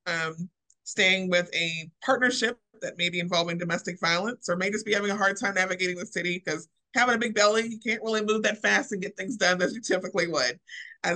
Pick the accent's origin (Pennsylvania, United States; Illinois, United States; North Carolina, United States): Illinois, United States; Springfield; moved away as an adult; now in Louisville, United States; I am not originally from here. I am from Springfield, Illinois.